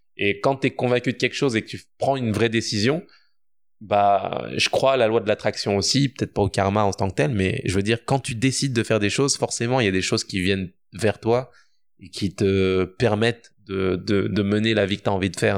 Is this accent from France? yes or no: yes; France; moved away as an adult; now in Quebec, Canada; je suis né en France, j'ai grandi en France